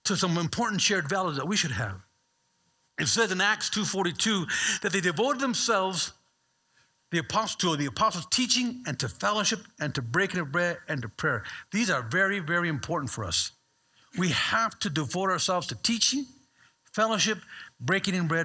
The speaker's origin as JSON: {"language": "English", "area": "Bay Area", "region": "California", "country": "United States"}